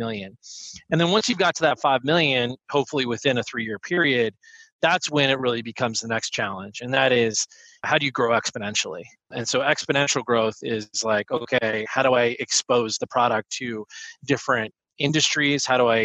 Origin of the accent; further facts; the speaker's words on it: outside of Philadelphia, Pennsylvania, United States; I grew up outside of Philadelphia